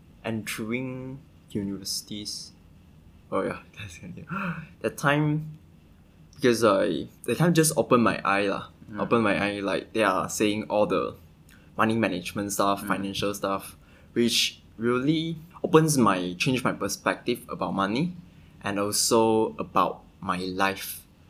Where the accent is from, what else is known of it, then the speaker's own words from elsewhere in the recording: Kedah, Malaysia; I'm studying computer science in the University of Nottingham, Malaysia. And I'm from Kedah.